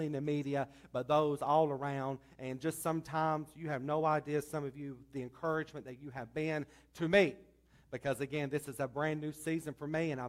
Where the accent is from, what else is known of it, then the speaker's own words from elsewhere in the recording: Statesville, North Carolina, United States; accent: southern drawl; I am from Statesville, born and raised there